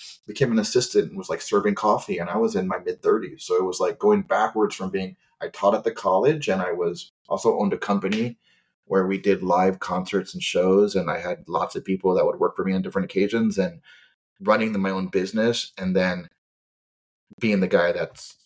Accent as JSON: {"language": "English", "area": "Kauai", "region": "Hawaii", "country": "United States", "moved": "as an adult", "lives_now": "Los Angeles, United States", "said": "I was from Kauai, small island, knew nobody."}